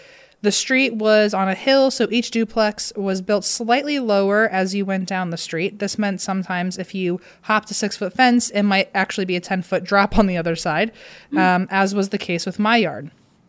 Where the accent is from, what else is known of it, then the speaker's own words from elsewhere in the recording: British Columbia, Canada; I'm from Vancouver Island and I was at your Vancouver live show.